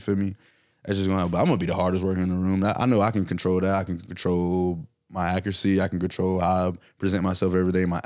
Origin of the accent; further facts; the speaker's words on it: Valdosta, Georgia, United States; I'm from Valdosta. We get shit out of the mud. Like, it's Valdosta, Georgia.